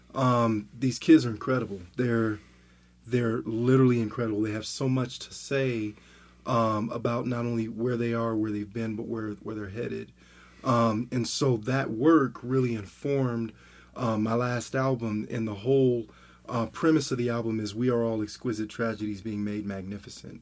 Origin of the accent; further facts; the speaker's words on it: Southern California, United States; also born or lived in Denver, Colorado; I'm from Denver, but I live in Southern California. When I went to high school in Southern California